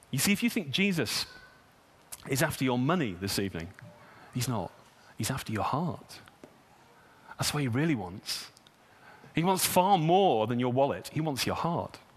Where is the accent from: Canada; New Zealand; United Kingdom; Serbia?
United Kingdom; You know, I'm British. My money's mine.